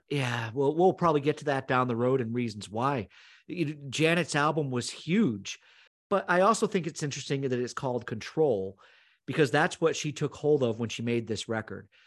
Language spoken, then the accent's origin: English; Northern Vermont, United States; growing up in Northern Vermont, a lot of us went to the Montreal Forum